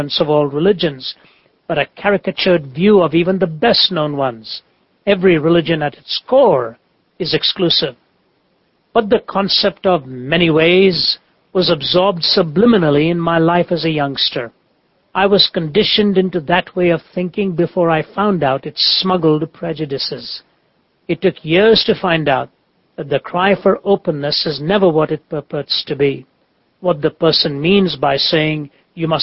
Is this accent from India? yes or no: yes; India; I came amid the thunderous cries of a culture that has 330 million deities